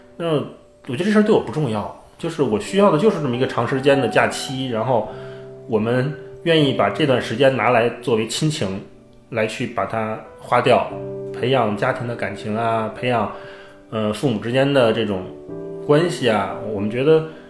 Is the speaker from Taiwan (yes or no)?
no; Beijing, China; 我家是北京的